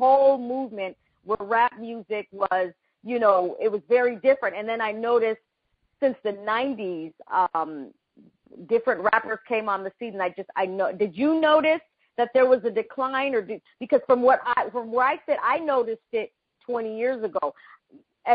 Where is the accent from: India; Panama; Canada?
Panama; moved away; in my country, I'm from Panama